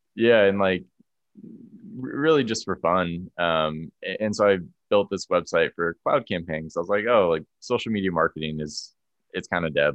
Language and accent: English; Orange County, California, United States; moved away as an adult; also born or lived in Santa Barbara, California / San Francisco, California; now in Boulder, United States; i'm from california yeah so i grew up in orange county